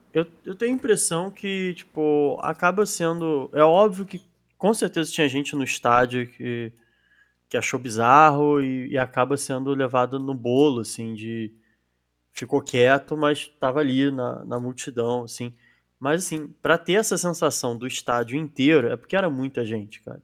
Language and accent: Portuguese; Brazil; enquanto brasileiro